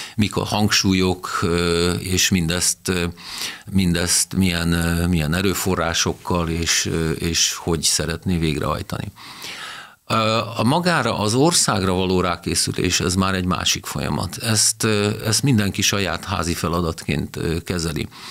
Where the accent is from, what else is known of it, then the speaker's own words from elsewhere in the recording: Győr, Győr-Moson-Sopron, Hungary; Győri lévén elmentem egy évet dolgozni a, a vagongyárba